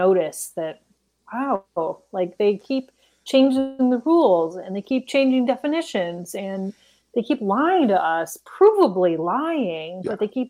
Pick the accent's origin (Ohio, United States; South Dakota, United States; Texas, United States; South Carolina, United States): Ohio, United States; I'm from Ohio